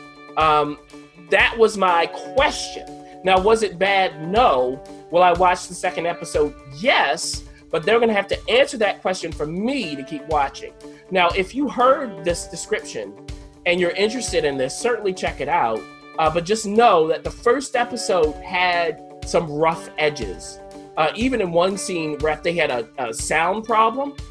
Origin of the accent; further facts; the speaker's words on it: New York City, New York, United States; as a New Yorker